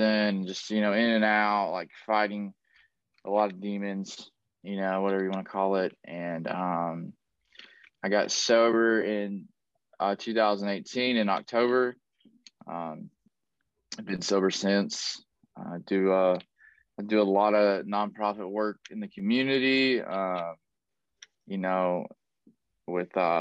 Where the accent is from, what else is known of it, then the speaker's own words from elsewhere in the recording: Tennessee, United States; now in Southern California, United States; I was born and raised in Tennessee.